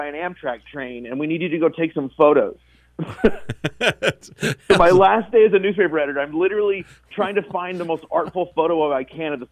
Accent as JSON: {"language": "English", "town": "Paducah", "region": "Kentucky", "country": "United States", "also_born_or_lived": "Chicago / Southern Illinois", "moved": "yes", "lives_now": "Twin Cities, United States", "said": "I'm actually from Paducah, Kentucky, originally"}